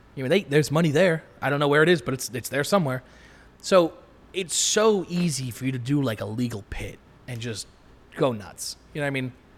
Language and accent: English; Long Island, New York, United States; I'm from Long Island